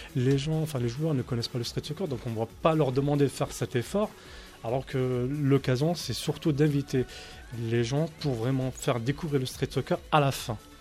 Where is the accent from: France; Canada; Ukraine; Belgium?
France; Paris, Île-de-France; je suis parisien de naissance, algérien